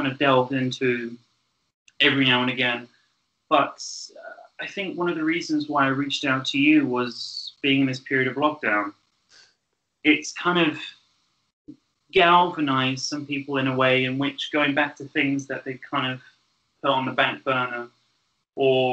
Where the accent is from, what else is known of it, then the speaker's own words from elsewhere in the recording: Great Missenden, South East England, United Kingdom; I was born in Buckinghamshire. I was born near a village called Great Missenden